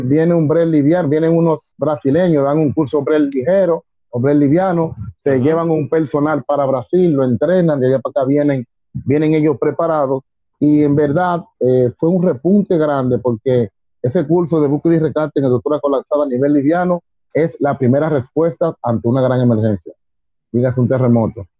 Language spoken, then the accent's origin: Spanish; Dominican Republic; fui el segundo dominicano que fue a la NFCA